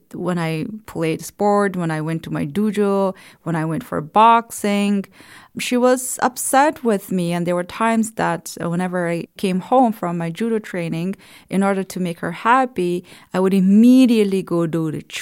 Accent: Kabul, Afghanistan; moved away; I was born in Afghanistan, in the capital, Kabul

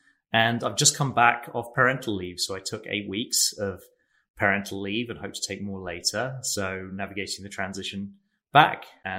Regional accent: England, United Kingdom; now in San Francisco, United States; I grew up in England, but am now based in San Francisco and have been living here with my wife, Kirsty, since 2009.

